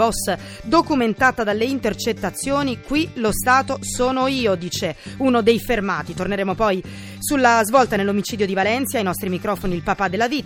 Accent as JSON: {"language": "Italian", "country": "Nigeria", "second_language": "Italian", "lives_now": "Carini, Italy", "said": "Io vengo da Nigeria, ma abito a Carini."}